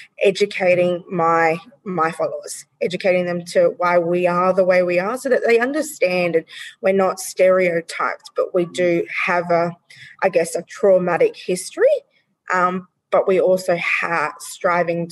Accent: Australia; We as the Australian community

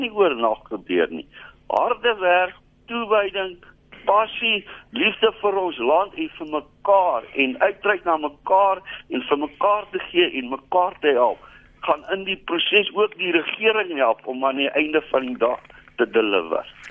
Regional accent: South Africa; ek voel as 'n Suid-Afrikaner

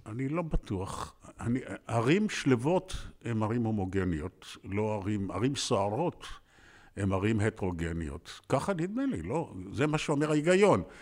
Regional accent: Tel Aviv, Tel Aviv District, Israel; העיר הייתה שונה לחלוטין בילדותי. זאת הייתה עיר פתוחה מאוד, מספר תושביה לא עלה על 150 אלף, אני חושב, כשאני נולדתי ב-1940

